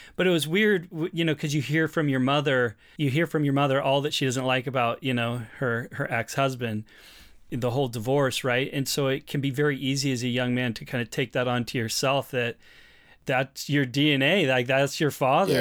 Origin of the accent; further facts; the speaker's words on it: Portland, Oregon, United States; also born or lived in British Columbia; now in Canada; I'm from Portland, Oregon